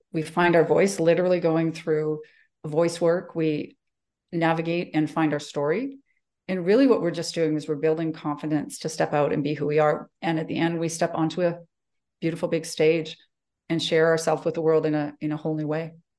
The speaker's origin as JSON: {"language": "English", "town": "Calgary", "region": "Alberta", "country": "Canada", "tie": "born or raised there", "moved": "as an adult", "said": "I grew up in Calgary. Um, I'm born and bred here"}